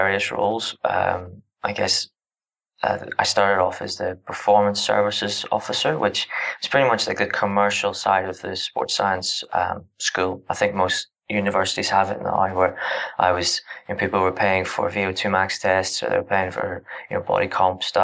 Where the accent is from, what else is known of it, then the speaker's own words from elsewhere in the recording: Northern Ireland, United Kingdom; moved away as an adult; now in Australia; I'm from Northern Ireland originally. I'm in Australia at the moment